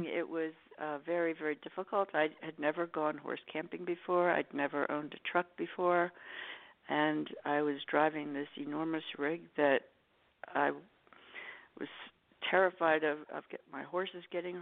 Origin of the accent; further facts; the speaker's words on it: New York City, New York, United States; moved away; also born or lived in Los Angeles; I'm from New York City, and we use a lot of Jewish lingo